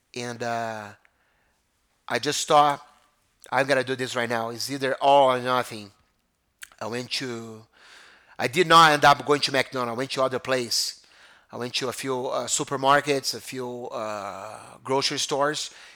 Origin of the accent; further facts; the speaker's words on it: Brazil; moved away as an adult; now in United States; growing up in Brazil was amazing